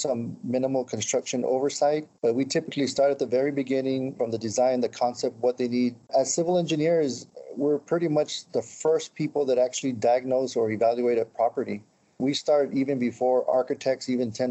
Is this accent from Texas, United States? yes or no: yes; El Paso, Texas, United States; also born or lived in Miami; now in San Antonio, United States; I'm originally from El Paso. I moved to San Antonio back in 2007